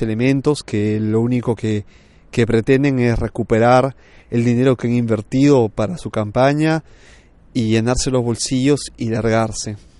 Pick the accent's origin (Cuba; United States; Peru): Peru; moved away as an adult; now in Milan, Italy; yo soy peruano de nacimiento y he crecido hasta los 27 años por allá